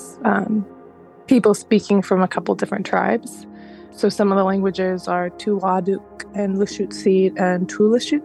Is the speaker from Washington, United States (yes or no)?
yes; Seattle area, Washington, United States; also born or lived in Honolulu, Hawaii; I was born in Honolulu, which is Kanaka territory, and I grew up and I'm living right now in Salish territory like Jenny